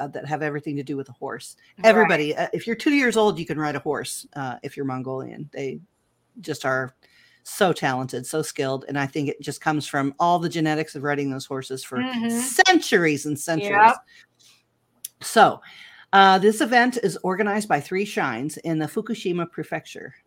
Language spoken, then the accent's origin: English; United States; I'm so American